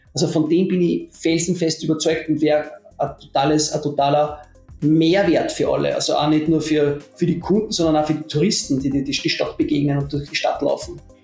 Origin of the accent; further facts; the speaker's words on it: Austria; accent: Austrian dialect; ich bin Österreicher, man erkennt es meiner Stimme